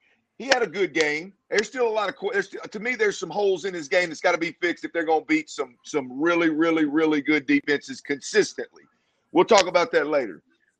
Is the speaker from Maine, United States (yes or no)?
no; Texas, United States; also born or lived in Arkansas; I'm living in Texas. I'm from Texas. I played at Arkansas. I moved back to Texas.